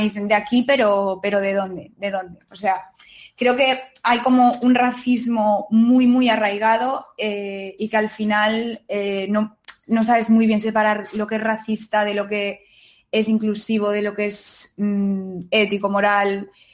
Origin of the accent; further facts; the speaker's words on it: Spain; Yo, por ejemplo, he nacido en este país